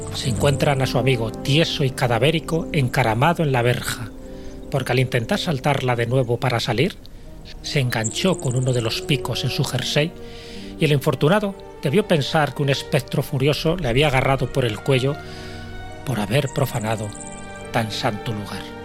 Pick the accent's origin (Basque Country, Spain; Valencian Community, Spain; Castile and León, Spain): Castile and León, Spain; cuando era pequeño y vivía en mi pueblo de León